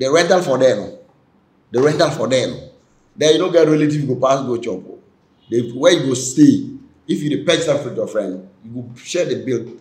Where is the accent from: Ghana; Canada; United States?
Ghana; moved away as an adult; also born or lived in Milan, Italy; a journalist from Ghana